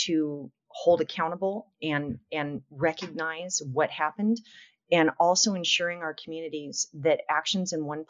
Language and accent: English; Long Beach, California, United States; I grew up in Long Beach, California, which is a pretty large city in Los Angeles County.